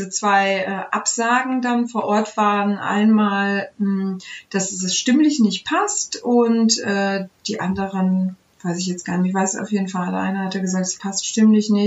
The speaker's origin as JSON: {"language": "German", "country": "Turkey", "lives_now": "Germany", "said": "Und ich war so weit weg von einem musikalischen Umfeld, dass ich als Türkin dachte, in Deutschland gibt es nur Kirchenchöre, äh, bei denen ich mich bewerben kann."}